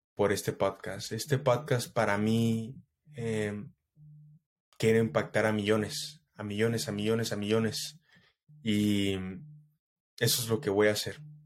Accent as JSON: {"language": "Spanish", "country": "Mexico", "said": "soy mexicano hasta la muerte"}